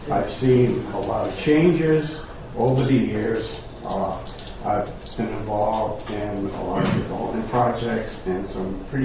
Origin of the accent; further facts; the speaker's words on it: Rhode Island, United States; I'm from Rhode Island, and I talk funny. so they tell me.